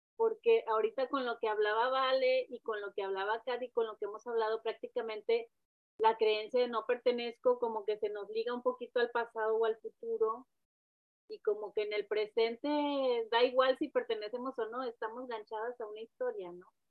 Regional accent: Mexico; moved away; la inmigrante o como la mexicana que vive donde no debe de vivir

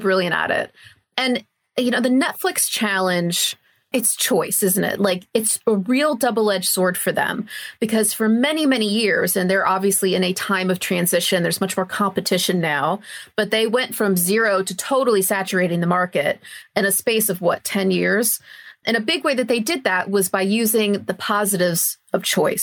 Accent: United States; moved away as an adult; also born or lived in Australia; now in United Kingdom; I'm originally from the US, as if you couldn't tell a mile away, the way I'm talking

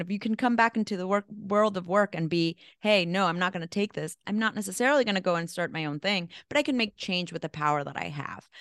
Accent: El Salvador; also born or lived in Mexico; now in New York, United States; I'm from El Salvador, so small little country. Grew up in a, in a war zone

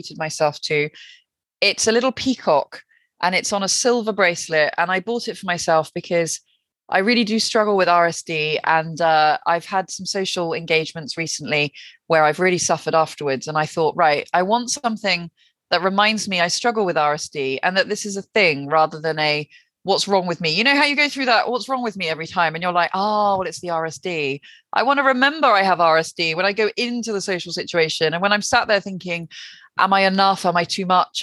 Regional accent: the Southwest, South West England, United Kingdom; also born or lived in West London; now in London, United Kingdom; I'm from the Southwest originally

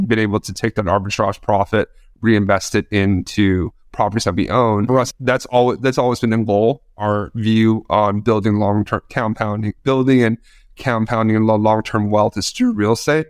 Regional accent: New York, United States; we're both from New York, we're both living in New York

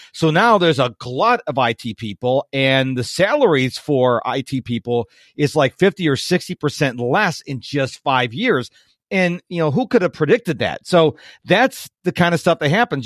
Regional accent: Rochester, New York, United States; now in Virginia, United States; I was born and raised in Rochester, New York

